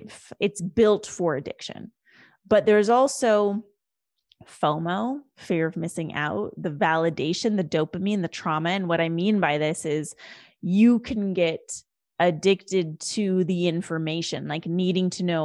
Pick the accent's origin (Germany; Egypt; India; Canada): India; the farmers protests in India, which is my home country and my home nation, my people